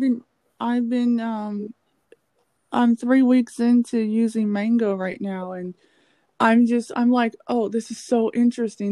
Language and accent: English; United States; we're African American